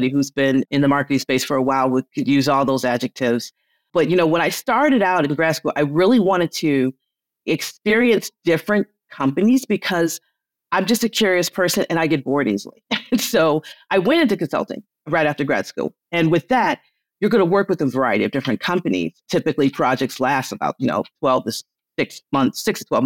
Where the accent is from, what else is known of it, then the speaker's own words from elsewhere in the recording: Detroit, Michigan, United States; I'm from the Motor City.